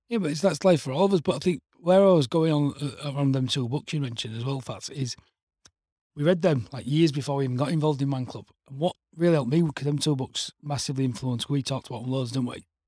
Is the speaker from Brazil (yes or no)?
no; Hull, Yorkshire and the Humber, United Kingdom; also born or lived in Leeds / Bradford; we'd moved back to Hull on Monday